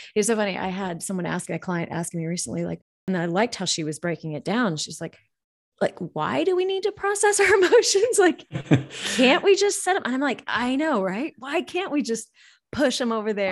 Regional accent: Montana, United States; I grew up in Montana

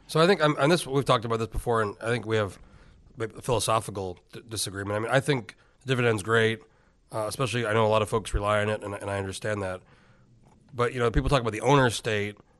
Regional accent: Alaska, United States; I'm from Alaska

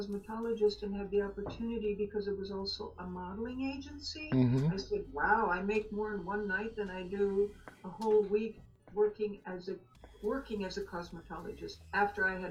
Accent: Austria; moved away as an adult; growing up in Austria and then living over there in Austria

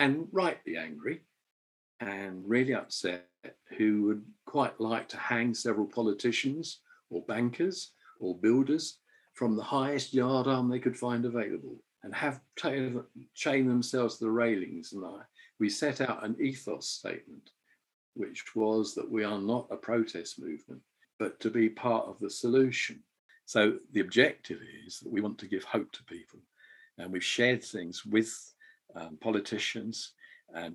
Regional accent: England, United Kingdom; moved away as an adult; now in Edinburgh, United Kingdom; as an Englishman

